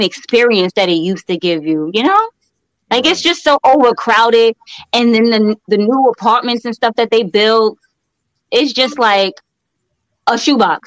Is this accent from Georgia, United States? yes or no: no; New York City, New York, United States; also born or lived in Queens; I was born in Brooklyn